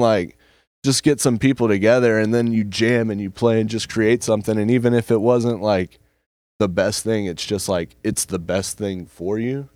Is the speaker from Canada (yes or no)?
no; Emerald Isle, North Carolina, United States; born or raised there; also born or lived in Elkin, North Carolina